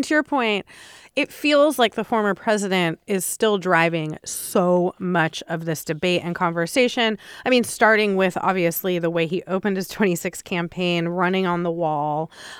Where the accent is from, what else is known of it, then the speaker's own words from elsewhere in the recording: San Diego, California, United States; I grew up in San Diego, and it feels like in California specifically, this is not as kind of hot button of an issue, even in border cities like San Diego